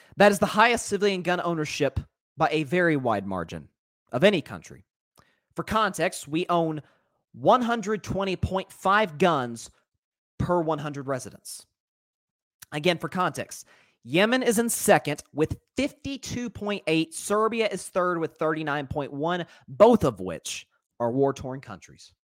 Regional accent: Tennessee, United States; it's the state I'm from

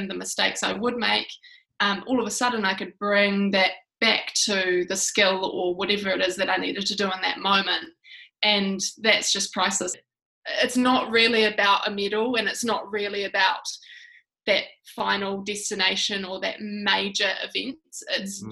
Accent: Whangarei, Northland, New Zealand; growing up in Whangarei

